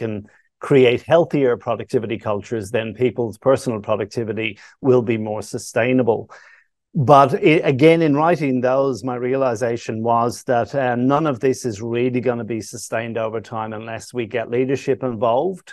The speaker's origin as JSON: {"language": "English", "town": "Dublin", "region": "Leinster", "country": "Ireland", "tie": "born or raised there", "moved": "yes", "lives_now": "Australia", "said": "Growing up in Dublin"}